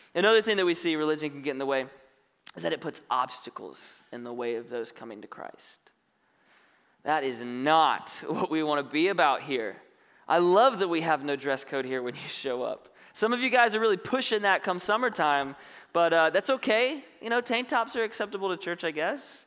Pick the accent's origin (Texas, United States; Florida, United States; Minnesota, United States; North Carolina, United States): North Carolina, United States; now in Benicia, United States; I grew up on the East Coast, North Carolina